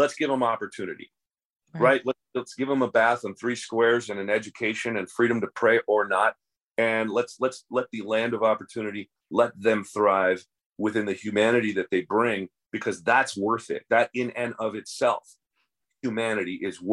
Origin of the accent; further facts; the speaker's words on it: United States; I'm a mutt just like every other American